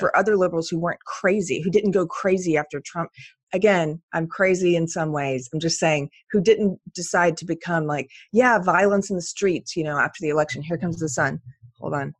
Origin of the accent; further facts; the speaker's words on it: Texas, United States; my rights as a Texan